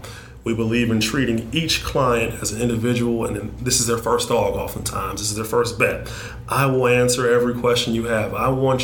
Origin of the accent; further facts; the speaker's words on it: Detroit, Michigan, United States; I grew up in Northwest Detroit